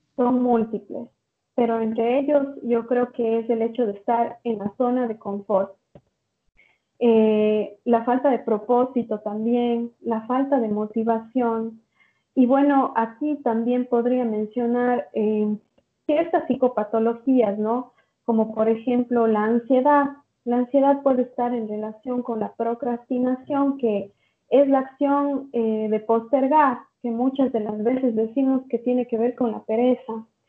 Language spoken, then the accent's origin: Spanish; Ecuador; now in São Paulo, Brazil; soy de Ecuador, pero me encuentro viviendo en Sao Paulo, Brasil.